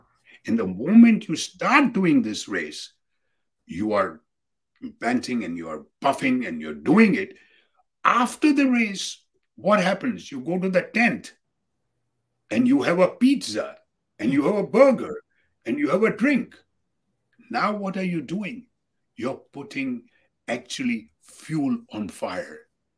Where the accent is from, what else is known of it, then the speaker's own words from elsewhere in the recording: Gadsden, Alabama, United States; And then I had to drive back to my hometown, Gadsden, a small little place in Alabama near Birmingham.